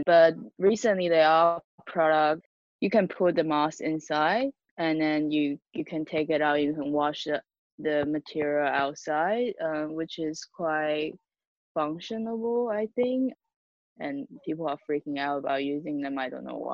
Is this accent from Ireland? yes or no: no; Taiwan; I'm from Taiwan